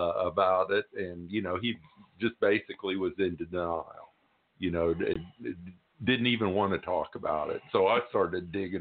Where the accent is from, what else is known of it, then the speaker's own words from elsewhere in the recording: Tulsa, Oklahoma, United States; I never heard growing up in Tulsa about the race massacre.